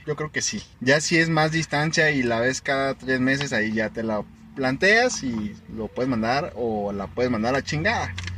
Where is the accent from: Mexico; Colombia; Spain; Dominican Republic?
Mexico; Chihuahua; nosotros somos de Chihuahua